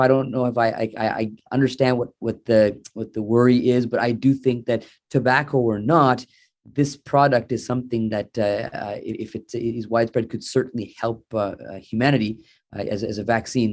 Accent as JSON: {"language": "English", "town": "Sarnia", "region": "Ontario", "country": "Canada", "moved": "yes", "lives_now": "Mississauga, Canada", "said": "I'm originally from Sarnia"}